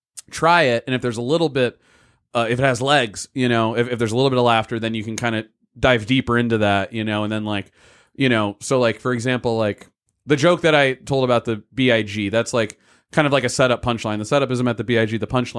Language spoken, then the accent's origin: English; Block Island, Rhode Island, United States; I have some jokes where I'll say I grew up on Block Island, you know, I was, you know, one of eight kids in my grade